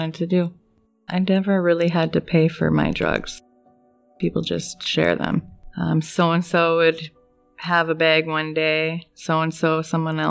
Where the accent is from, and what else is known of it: North Dakota, United States; born or raised there; also born or lived in Page, Arizona